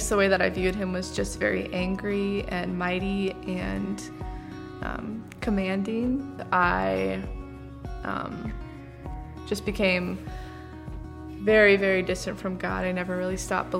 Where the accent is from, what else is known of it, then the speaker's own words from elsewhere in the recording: Rochester, United States; I grew up in Rochester